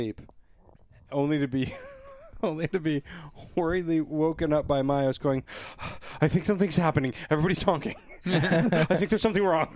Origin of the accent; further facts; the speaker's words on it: Toronto, Ontario, Canada; I'm from Toronto, and as much as I don't love living in city or whatever, you know, I've lived here for 20 some odd years